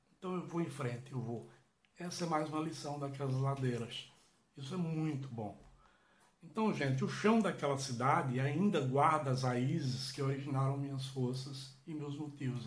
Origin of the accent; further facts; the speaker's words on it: Catende, Pernambuco, Brazil; eu lembro da minha infância, da minha adolescência em Catenda